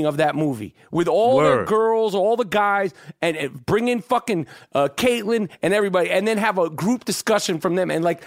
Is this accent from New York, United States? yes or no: yes; New York, United States; growing up in New York